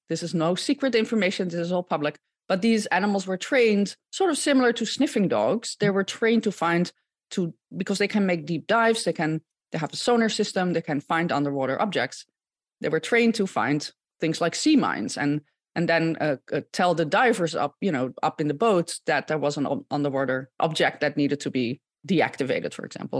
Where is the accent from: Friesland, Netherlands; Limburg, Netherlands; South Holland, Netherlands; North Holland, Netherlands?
South Holland, Netherlands; Gouda; moved away as an adult; also born or lived in Utrecht, Netherlands; now in United States; I, um, was born and raised in the Netherlands, uh, born in Gouda